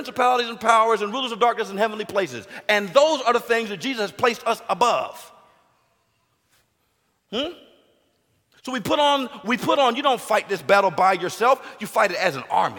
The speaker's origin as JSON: {"language": "English", "country": "United States", "said": "I'm American does not automatically make me Christian"}